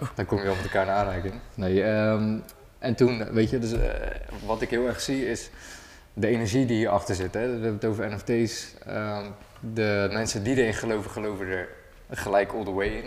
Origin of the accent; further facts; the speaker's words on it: Rotterdam, South Holland, Netherlands; ik kom uit Rotterdam